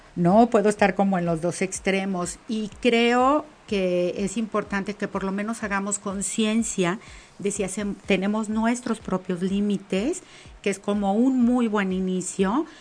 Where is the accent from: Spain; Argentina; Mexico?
Mexico; como mujer mexicana